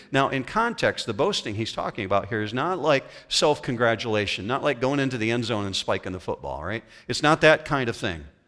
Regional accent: west coast of Michigan, United States; I grew up on the west coast of Michigan. I grew up on Lake Michigan shoreline

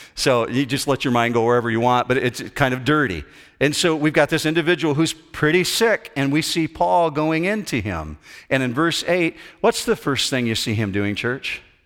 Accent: United States; just being an American guy

